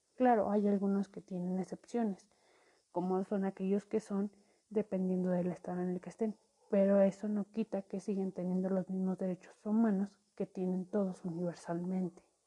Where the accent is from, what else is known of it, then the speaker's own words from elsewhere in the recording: Mexico; como mexicanos tenemos